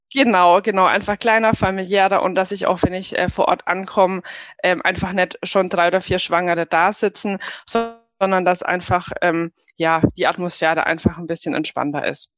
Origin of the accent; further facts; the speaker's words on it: Germany; bei uns in Deutschland